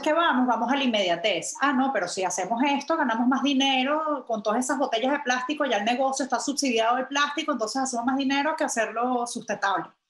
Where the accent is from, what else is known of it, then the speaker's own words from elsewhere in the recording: Venezuela; moved away; also born or lived in London / New York; yo soy venezolana